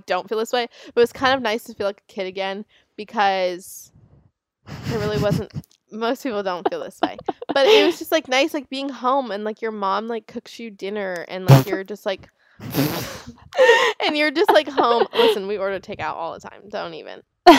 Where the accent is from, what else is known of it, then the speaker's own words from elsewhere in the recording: Palm Beach, Florida, United States; I'm from Palm Beach, Florida. Look it up.